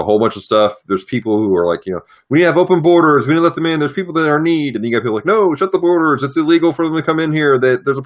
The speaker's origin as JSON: {"language": "English", "country": "United States", "said": "as an American citizen"}